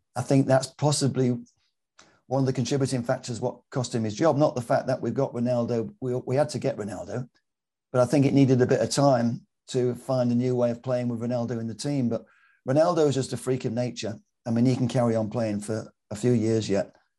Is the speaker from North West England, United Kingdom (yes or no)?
yes; Manchester, North West England, United Kingdom; I'm a Mancunian Malteser because my mum's from Malta